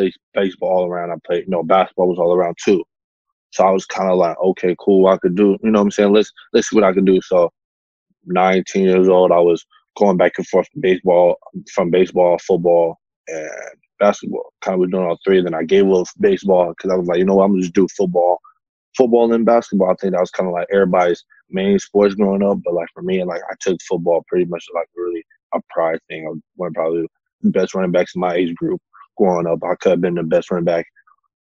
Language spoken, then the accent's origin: English; Atlanta, Georgia, United States; I'm from Atlanta, Georgia